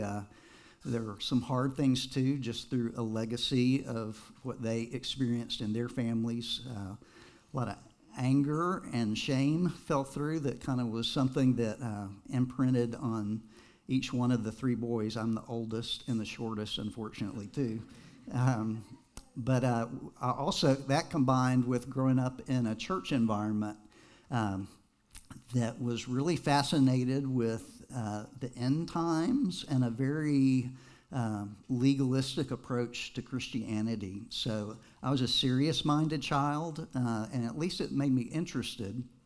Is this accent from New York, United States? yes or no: no; Texas, United States; also born or lived in Nashville, Tennessee; I grew up primarily in Texas, except for a couple years in Nashville, Tennessee.